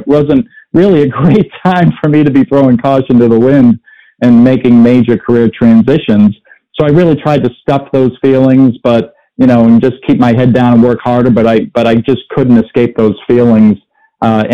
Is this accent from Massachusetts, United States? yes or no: yes; Boston, Massachusetts, United States; I grew up in the Boston area